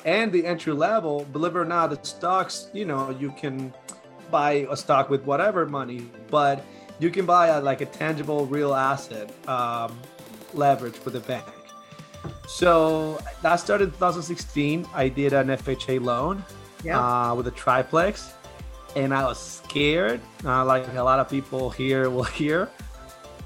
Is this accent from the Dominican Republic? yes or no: yes; Dominican Republic; moved away as an adult; now in Connecticut, United States; I'm originally from Dominican Republic. Came to the States about 10 years ago